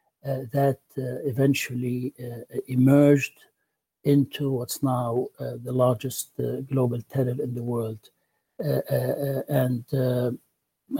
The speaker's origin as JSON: {"language": "English", "country": "Lebanon", "tie": "born or raised there", "moved": "as an adult", "lives_now": "United States", "said": "I am Lebanese. I was born in Lebanon. I grew up there. I studied there. And I left Lebanon in the late 80s"}